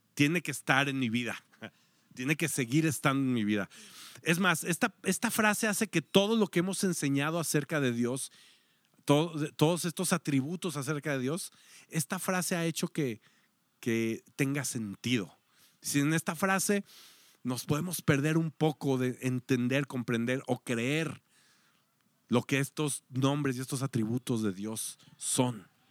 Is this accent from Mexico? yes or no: yes; Mexico; como mexicanos o como latinos